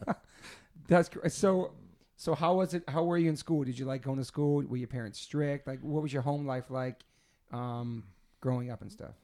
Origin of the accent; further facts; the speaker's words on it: East Coast, United States; growing up in the East Coast